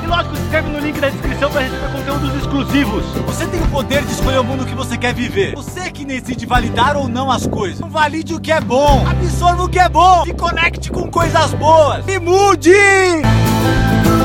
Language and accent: Portuguese; São Paulo, Brazil; also born or lived in Dourados, Mato Grosso do Sul; eu nasci no Mato Grosso do Sul, na cidade de Dourado. E com 6 para 7 anos, minha mãe foi para São Paulo tentar uma nova vida como cabeleireira. Ficamos um ano com a minha avó Tereza, até minha mãe conseguiu juntar dinheiro para levar a gente para São Paulo